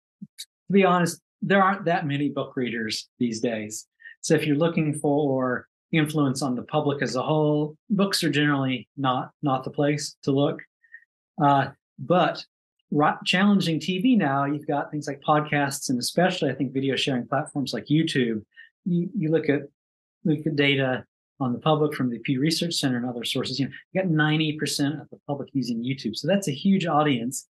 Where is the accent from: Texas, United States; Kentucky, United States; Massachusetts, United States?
Kentucky, United States; I grew up in Kentucky